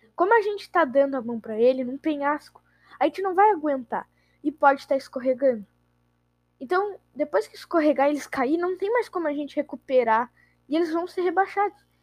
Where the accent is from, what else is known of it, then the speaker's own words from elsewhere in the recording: Rio Grande do Sul, Brazil; eu sou gaúcho